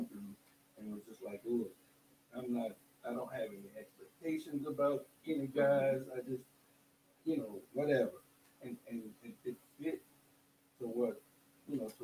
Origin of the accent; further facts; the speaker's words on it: Louisiana, United States; accent: heavy Louisiana accent; moved away as an adult; now in Texas, United States; I'm from Louisiana, so I have this heavy Louisiana accent.